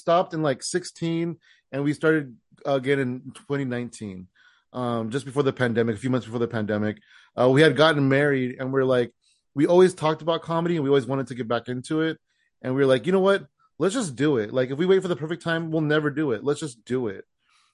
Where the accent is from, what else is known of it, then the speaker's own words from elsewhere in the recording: San Jose, California, United States; now in Tracy, United States; will claim to be a San Jose comedian